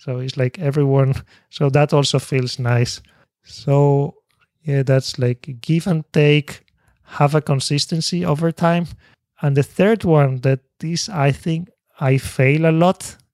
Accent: Spain; English is a second language; moved away as an adult; now in Japan; I was born in Spain

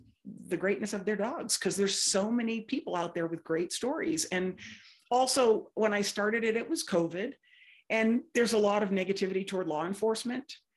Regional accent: outside of Boston, Massachusetts, United States; moved away as an adult; also born or lived in Indiana; I grew up outside of Boston

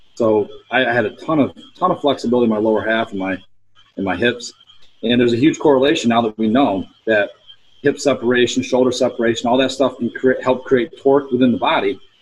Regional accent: Pennsylvania, United States; my home state in Altoona

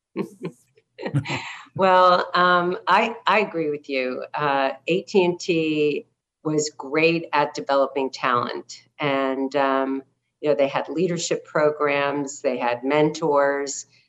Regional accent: New Jersey, United States; also born or lived in Brooklyn, New York; was born in Brooklyn uh, we moved to the suburbs of New Jersey uh, when I was seven

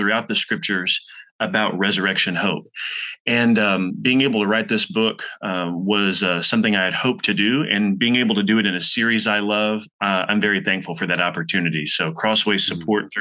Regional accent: Texas, United States; moved away as an adult; now in Louisville, United States; We're originally from Texas, and we came to Louisville in 2010

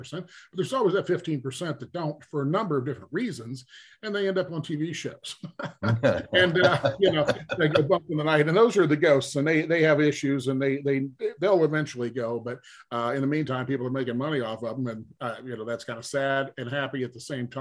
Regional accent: Missouri, United States; I was born in Missouri

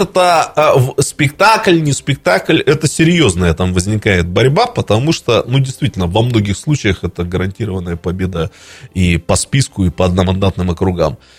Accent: Irkutsk, Irkutsk Oblast, Russia; как иркутянин

